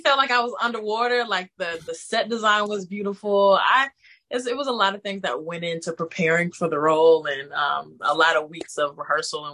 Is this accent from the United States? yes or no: yes; Atlanta, Georgia, United States; also born or lived in New York; I'm from the South